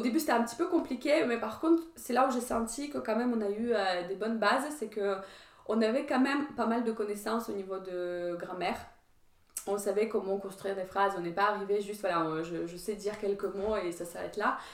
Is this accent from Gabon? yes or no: no; Ukraine; French is a second language; moved away as an adult; also born or lived in Metz, France / southern France; now in France; je suis partie de l'Ukraine